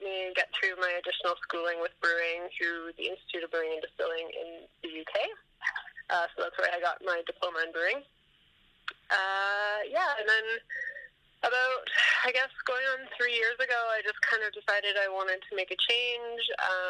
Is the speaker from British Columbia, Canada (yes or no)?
yes; Vancouver, British Columbia, Canada; And I grew up in Vancouver, and pretty much the only big brewery at the time, this would have been about 2005, in Vancouver was the Molson Brewery